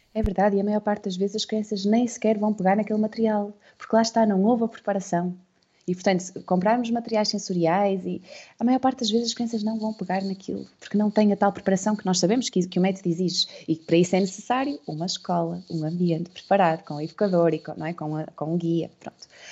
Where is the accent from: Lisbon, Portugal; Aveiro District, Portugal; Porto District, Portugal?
Aveiro District, Portugal; Santa Maria da Feira; Nós somos de Santa Maria da Feira.